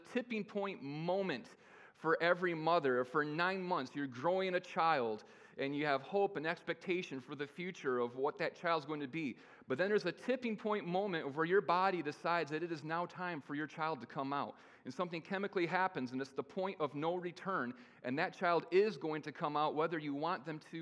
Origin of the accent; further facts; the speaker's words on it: Kalamazoo, Michigan, United States; I was born via cesarean in Kalamazoo, Michigan